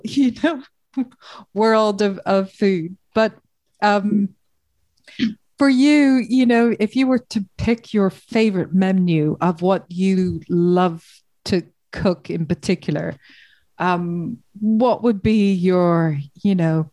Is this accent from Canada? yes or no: no; Ireland; I'm Irish